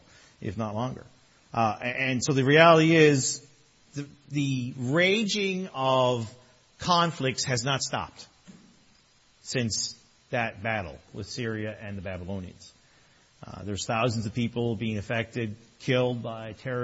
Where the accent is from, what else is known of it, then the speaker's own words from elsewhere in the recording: Newfoundland and Labrador, Canada; now in Toronto area, Canada; I'm from Newfoundland.